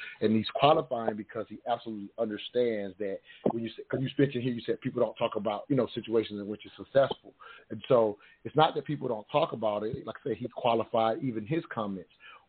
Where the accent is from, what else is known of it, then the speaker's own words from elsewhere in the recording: the South, United States; I grew up in the South